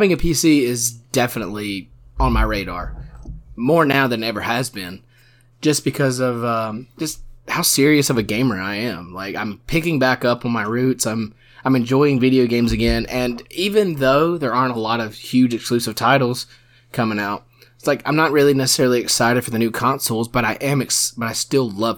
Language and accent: English; South Georgia, United States; We went to a South Georgia high school.